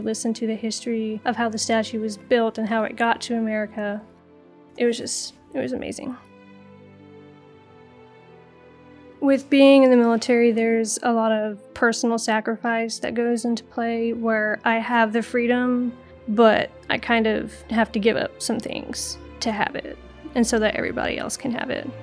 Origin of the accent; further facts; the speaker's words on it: Houston, Texas, United States; I'm from Houston, Texas